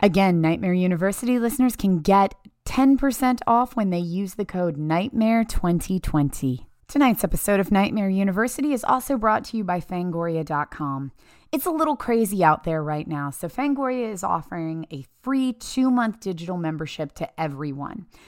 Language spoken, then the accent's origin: English; Appalachia, United States; I grew up in Appalachia in a very, very small town